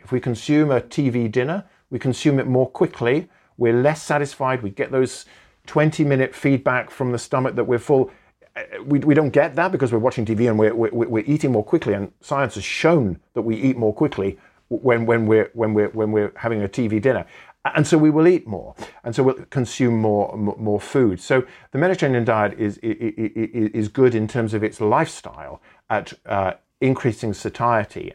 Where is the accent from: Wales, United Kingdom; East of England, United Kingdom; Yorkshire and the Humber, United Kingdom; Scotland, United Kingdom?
Wales, United Kingdom; Welsh; I'm Welsh